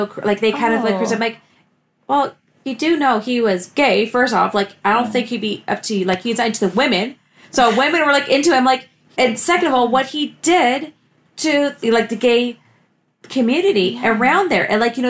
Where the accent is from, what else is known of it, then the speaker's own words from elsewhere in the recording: Toronto, Ontario, Canada; both Beth and I grew up in Scarborough